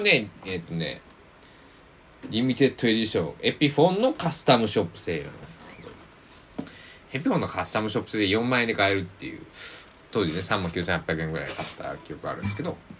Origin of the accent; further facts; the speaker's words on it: Kochi, Japan; moved away as an adult; also born or lived in Kagawa Prefecture; now in Kagawa, Japan; 高知県生まれ育ちな僕は